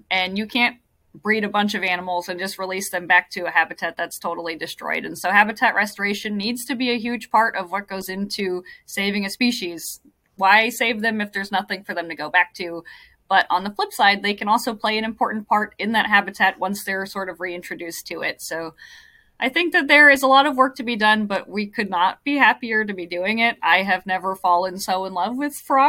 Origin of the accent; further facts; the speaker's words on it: Hawaii, United States; moved away; I grew up in Hawaii